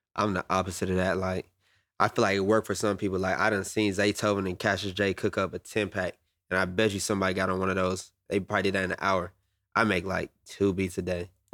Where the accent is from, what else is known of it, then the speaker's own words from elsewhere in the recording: Atlanta, Georgia, United States; I'm from Atlanta